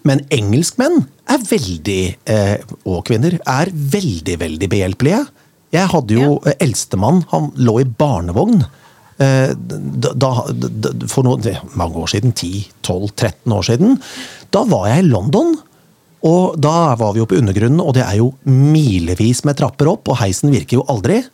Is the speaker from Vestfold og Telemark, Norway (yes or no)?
yes; Rjukan, Vestfold og Telemark, Norway; Jeg er selv født på Rjukan.